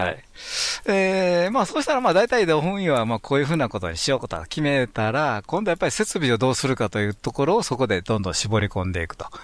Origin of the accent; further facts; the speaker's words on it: Kansai, Japan; 関西人としては